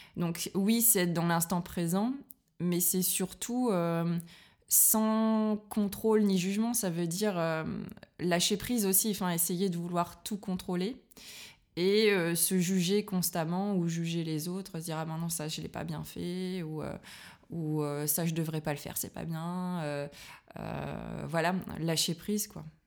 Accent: Liévin, Hauts-de-France, France; moved away as an adult; now in Berlin, Germany; je suis française, je viens du nord de la France.

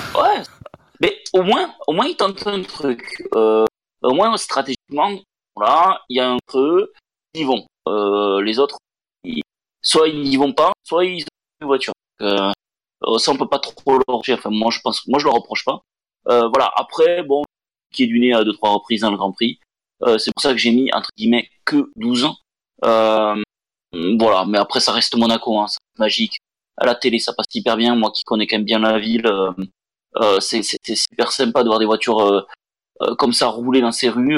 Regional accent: France; on est français

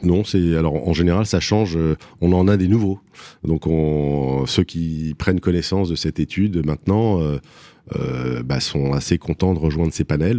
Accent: Paris, Île-de-France, France; je suis parisien, je suis né à Paris. Euh, je suis un marcheur de Paris, je marche beaucoup. Je marchais beaucoup avec mon père quand j'étais petit. Et voilà, donc euh, Paname, c'est vraiment l'endroit où j'ai grandi

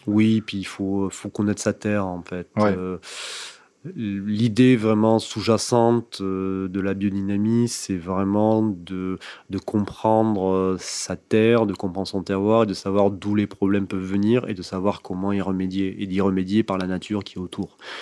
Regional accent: Bédarieux, Occitania, France; je suis né effectivement donc à Bédarieux, donc petite ville tout au nord de l'Hérault, dans le parc naturel du Languedoc. Et j'ai passé mes 18 premières années

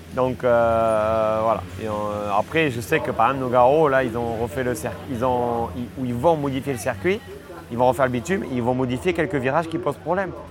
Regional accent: France; je suis français

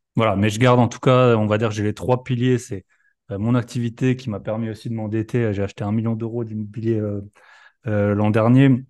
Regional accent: Alsace, Grand Est, France; moved away as an adult; Je suis alsacien aussi

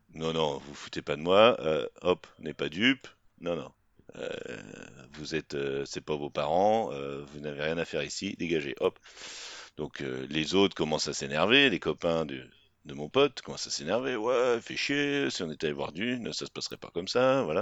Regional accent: Rennes, Brittany, France

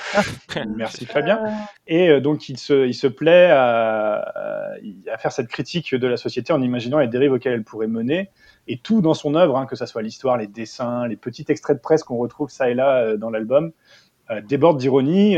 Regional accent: England, United Kingdom; moved away; ayant passé une grande partie de mon enfance en Angleterre

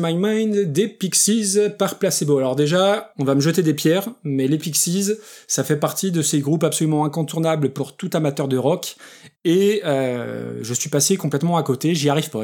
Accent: France; moi, en tant que français, avec un très très mauvais accent anglais

